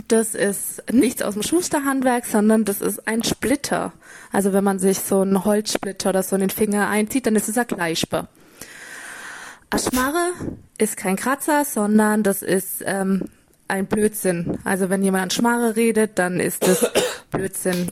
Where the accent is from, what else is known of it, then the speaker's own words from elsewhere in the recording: near Füssen, Bavaria, Germany; accent: Bavarian (mix of Allgäu, Austrian and Upper Bavarian); Also gebürtig komme ich aus der Nähe, ziemlich nah an der Grenze zu Österreich, also in der Nähe von Füssen, falls das jemand kennen sollte. Ähm, und da eben kommt auch der Dialekt her.